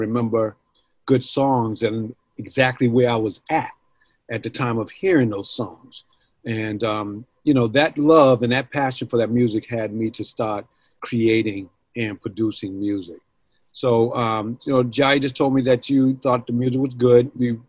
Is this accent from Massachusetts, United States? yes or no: yes; Boston, Massachusetts, United States; You know, they come from my hometown here in Boston, Mass.